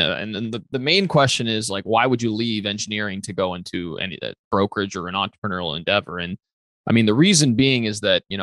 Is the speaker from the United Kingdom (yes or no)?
no; northeast Italy, Italy; born there; so I was born in Northeast Italy. My dad is Puerto Rican and he was in the Air Force as a pediatrician.